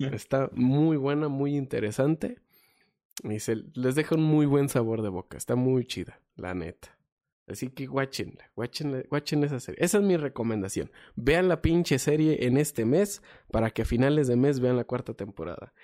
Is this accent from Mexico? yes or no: yes; Mexico; yo soy mexicano